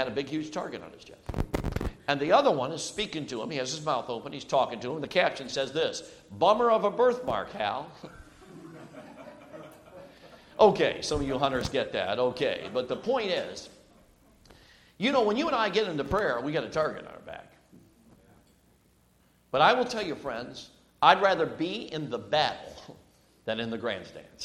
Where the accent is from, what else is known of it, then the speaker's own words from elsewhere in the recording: Chicago, Illinois, United States; also born or lived in Durango, Colorado; I moved from Durango, Colorado, at 6 years old to Chicago, Illinois